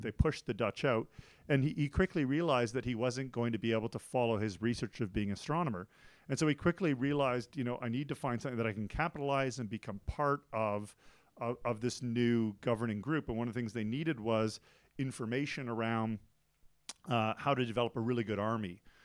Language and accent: English; Canada; moved away as an adult; also born or lived in Taiwan / United States / Thailand / Beijing, China; now in Switzerland; I'm originally from Canada